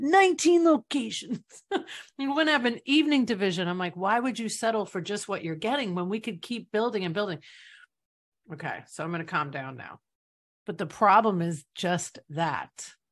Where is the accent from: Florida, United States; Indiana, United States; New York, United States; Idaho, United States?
New York, United States; I'm from New York